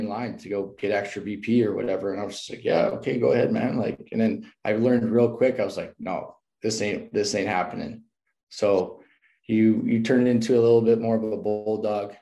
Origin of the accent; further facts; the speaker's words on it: Canada; moved away as an adult; also born or lived in Arkansas; when you walk into the American world as a Canadian, you're a little bit of a black sheep